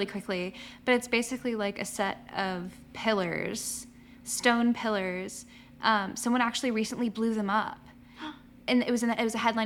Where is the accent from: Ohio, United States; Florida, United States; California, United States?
Florida, United States; Ocala; moved away; my hometown of Ocala